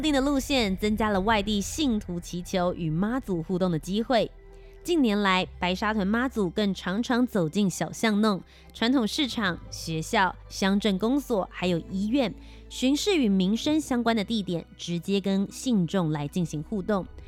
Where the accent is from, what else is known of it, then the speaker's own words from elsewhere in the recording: Taiwan; 我身为一个台湾人